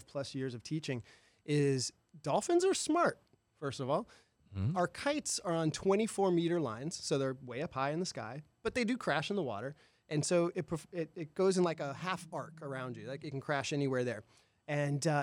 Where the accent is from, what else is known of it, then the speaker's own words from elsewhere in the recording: Rockledge, Florida, United States; also born or lived in Tampa, Florida; I went to Rockledge High School.